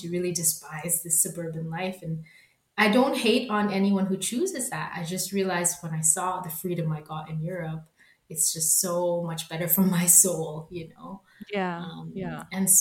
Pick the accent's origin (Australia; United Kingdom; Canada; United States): Canada; Toronto, Ontario; moved away as an adult; now in Germany; I love Toronto, my Heimatstadt in German, we would say, which is my hometown